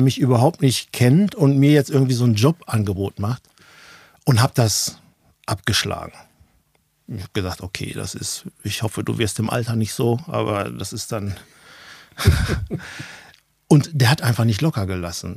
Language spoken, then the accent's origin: German; Ruhr area, near Dortmund, North Rhine-Westphalia, Germany; accent: Ruhrpott; moved away as an adult; also born or lived in Hanover, Lower Saxony; Ich bin aus dem Ruhrgebiet, gebürtig dort, aufgewachsen, Ruhrpottler